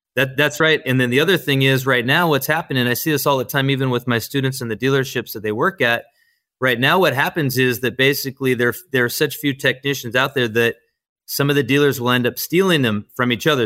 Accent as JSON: {"language": "English", "town": "Yorba Linda", "region": "California", "country": "United States", "said": "I'm from Orange County, I'm from Yorba-Linda, California"}